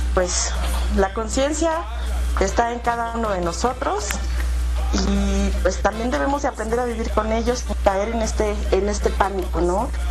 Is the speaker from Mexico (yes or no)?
yes; Mexico; como buen mexicano